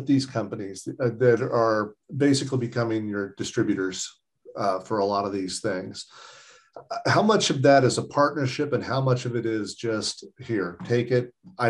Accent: Southern Indiana, United States; I grew up in Southern Indiana, and my access to alternative media was nil.

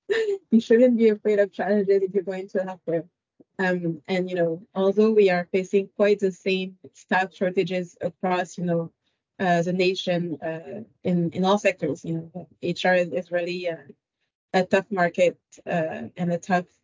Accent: France; moved away as an adult; now in Ottawa, Canada; I was born and raised in France. I immigrated to Canada back in 2012

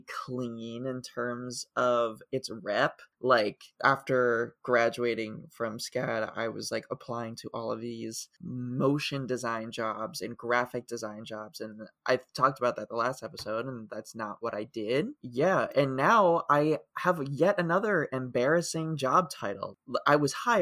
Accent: Ohio, United States; moved away; where I grew up in Ohio

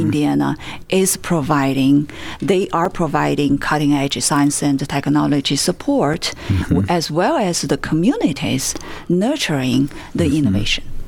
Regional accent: China; moved away as an adult; now in United States; I have lived in states for 20 years. I grew up in China.

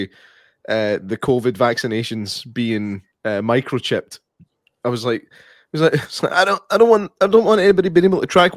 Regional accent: United Kingdom; we're British.

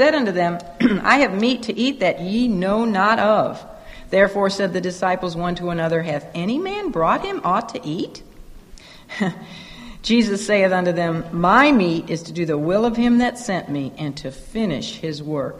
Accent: United States; growing up in America

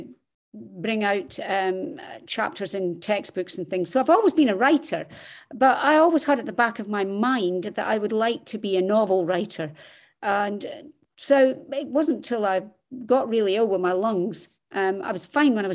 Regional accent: Scotland, United Kingdom; accent: Scottish; also born or lived in Dundee, Scotland; As you can tell from my accent, I am Scottish

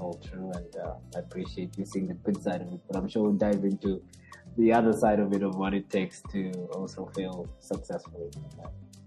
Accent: Lusaka, Lusaka Province, Zambia; moved away as an adult; also born or lived in Ndola, Zambia; now in Australia; I was born and raised in Zambia, capital city of Lusaka

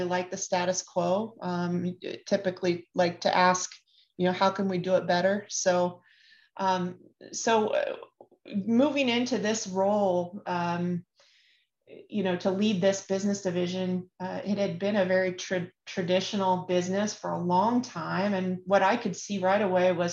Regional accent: Kansas, United States; I'm from a small town that is right down the I-35 from Kansas City, and grew up, in a rural area on a farm. So I'm the literal cliche of anyone that's from Kansas.

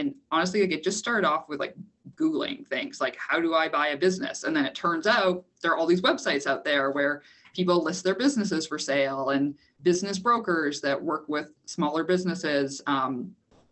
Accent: Canada; I am Canadian

